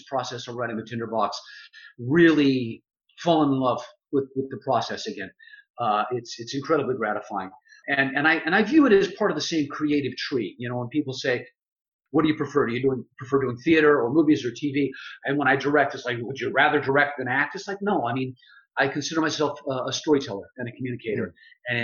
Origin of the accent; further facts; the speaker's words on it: Texas, United States; When I was about 13 years old, growing up in Texas